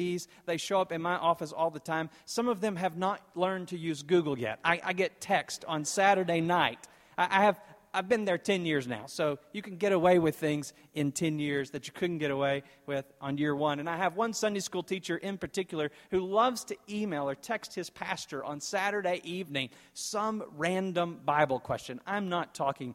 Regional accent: East Texas, United States; moved away as an adult; now in West Texas, United States; I grew up in East Texas.

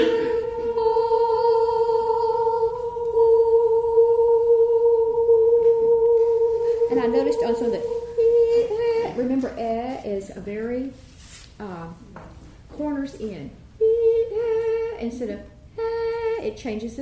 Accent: College Station, Texas, United States; I grew up in College Station

